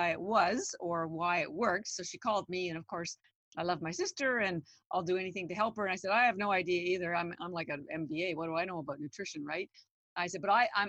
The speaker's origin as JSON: {"language": "English", "country": "Canada", "said": "I'm Canadian. Yeah. I'm just a little girl from Canada"}